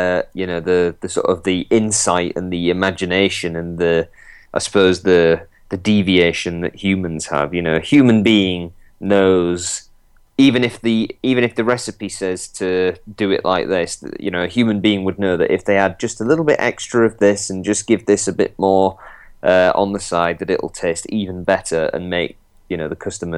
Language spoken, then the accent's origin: English; Yorkshire and the Humber, United Kingdom; as a Yorkshireman